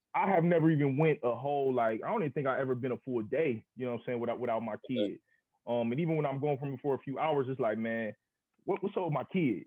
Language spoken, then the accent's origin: English; Akron, Ohio, United States; I'm from Akron. I'm from Northeast Ohio.